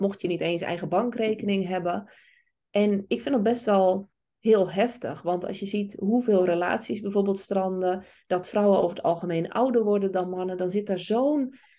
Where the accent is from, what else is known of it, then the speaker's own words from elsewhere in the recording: Friesland, Netherlands; ik kom uit Friesland